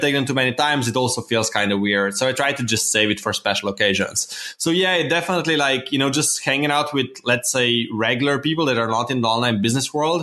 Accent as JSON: {"language": "English", "country": "Slovenia", "said": "I'm from Slovenia"}